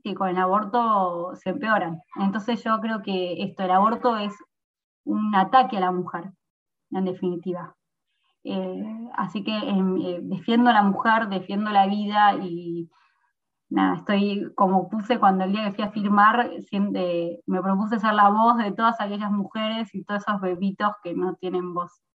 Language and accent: Spanish; San Miguel, Buenos Aires Province, Argentina; also born or lived in Mar del Plata; Yo soy de San Miguel